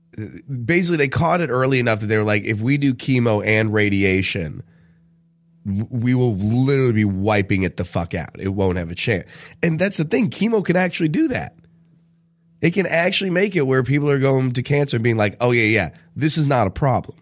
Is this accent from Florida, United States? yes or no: no; Southern California, United States; a Southern California boy